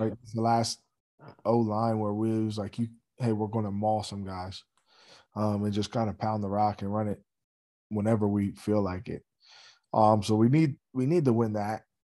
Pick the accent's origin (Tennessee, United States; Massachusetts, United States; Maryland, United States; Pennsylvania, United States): Pennsylvania, United States; Steelton; I grew up in Stilton, you know, it's fifteen, twenty miles away